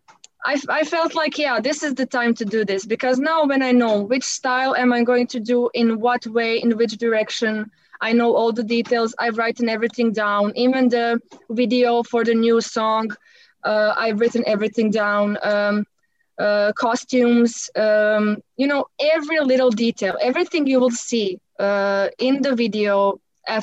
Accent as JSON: {"language": "English", "country": "Croatia", "first_language": "Croatian", "second_language": "English", "said": "in my native language, in Croatian"}